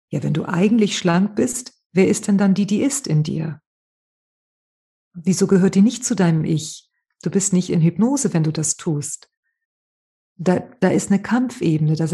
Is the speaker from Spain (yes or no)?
yes; Spain